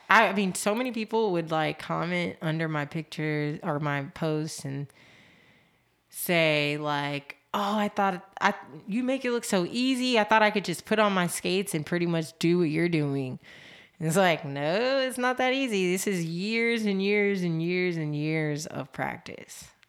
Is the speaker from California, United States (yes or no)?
yes; Los Angeles, California, United States; I am born and raised in Los Angeles, California.